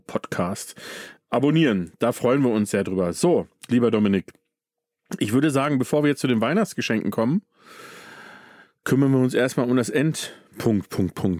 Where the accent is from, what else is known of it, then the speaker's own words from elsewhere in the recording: Datteln, North Rhine-Westphalia, Germany; now in Bavaria, Germany; ich bin aufgewachsen in Datteln